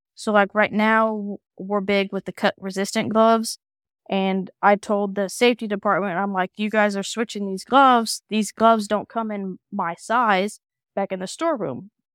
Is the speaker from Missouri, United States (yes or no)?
yes; Kansas City, Missouri, United States; moved away as an adult; now in Illinois, United States; I am originally from Kansas City